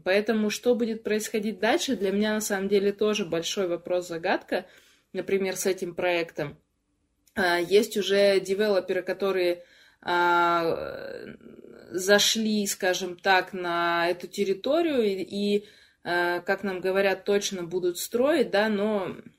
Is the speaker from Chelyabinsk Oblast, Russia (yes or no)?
yes; Chelyabinsk, Chelyabinsk Oblast, Russia; also born or lived in Yekaterinburg; now in Moscow, Russia; из Челябинска живу в Москве и жила тоже пару лет в Екатеринбурге